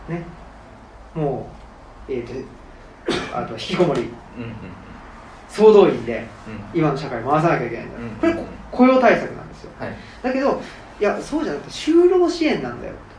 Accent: Saitama, Japan; also born or lived in Tokyo; now in Nara, Japan; 埼玉出身で

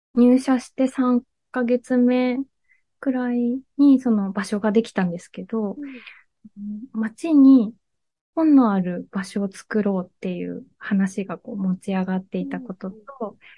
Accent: Miyazaki, Japan; moved away as an adult; also born or lived in Fukuoka / Kitakyushu; 私は出身が宮崎県なんですけど

